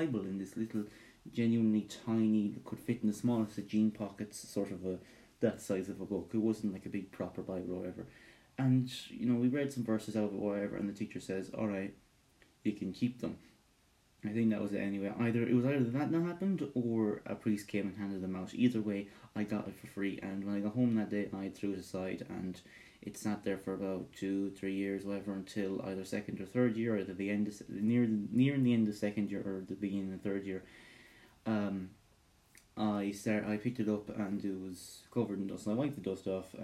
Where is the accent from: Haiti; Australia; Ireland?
Ireland; I'm Irish with Scottish heritage